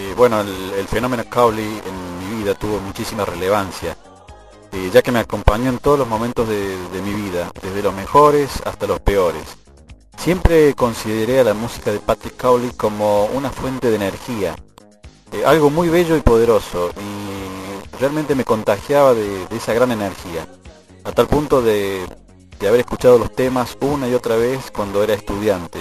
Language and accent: Spanish; Argentina; Desde Argentina